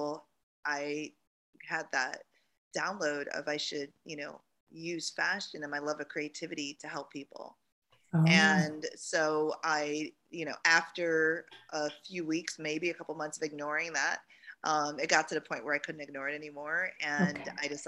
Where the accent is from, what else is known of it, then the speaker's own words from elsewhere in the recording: Jamaica; moved away; And I'm from Jamaica. I was born there and my parents immigrated here